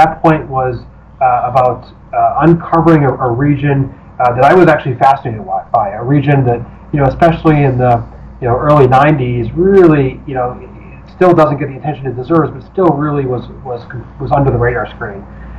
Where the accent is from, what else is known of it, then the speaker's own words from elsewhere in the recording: outside Chicago, Illinois, United States; I was growing up outside Chicago, and started studying Spanish, and lived in an area where there are many Mexican migrants that had moved to the area.